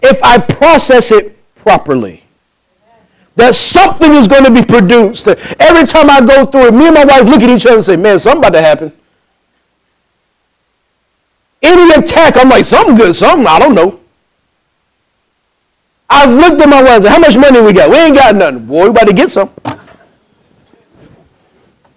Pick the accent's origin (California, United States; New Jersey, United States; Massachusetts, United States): New Jersey, United States; I'm from New Jersey